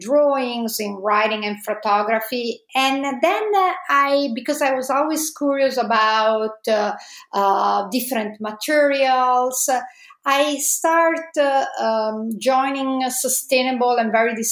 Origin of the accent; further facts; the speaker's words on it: Italy; accent: Italian; English is a second language; moved away as an adult; also born or lived in Padua, Italy / Los Angeles, United States; As you can probably guess from my accent, I'm Italian.